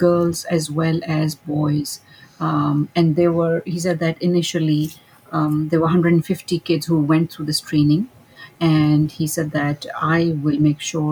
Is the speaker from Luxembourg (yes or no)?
no; Pakistan; moved away as an adult; now in Dallas, United States; Originally, I am from Pakistan.